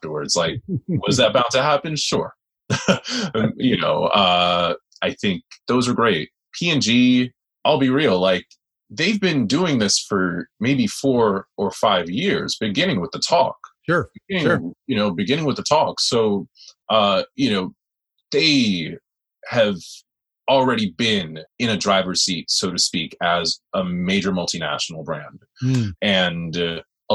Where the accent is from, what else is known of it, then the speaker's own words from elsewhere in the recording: New York City, New York, United States; Far Rock native, still living here with my parents